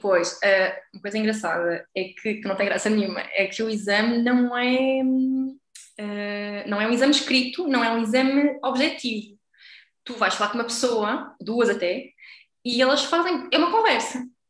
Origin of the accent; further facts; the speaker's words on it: Aveiro, Aveiro District, Portugal; moved away as an adult; also born or lived in Porto, Portugal; now in France; eu sou da Aveiro